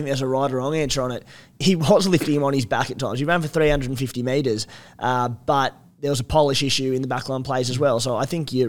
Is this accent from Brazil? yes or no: no; Australia; as an Aussie fan